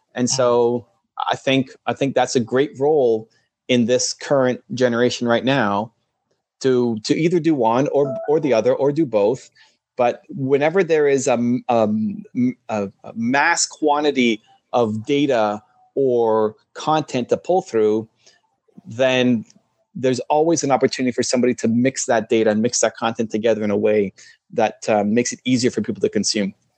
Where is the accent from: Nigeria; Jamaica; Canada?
Canada; I'm Canadian